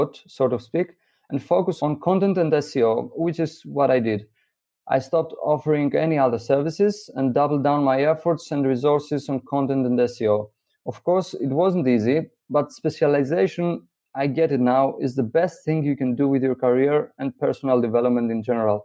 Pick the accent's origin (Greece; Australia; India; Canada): Greece; Greece, which is my home country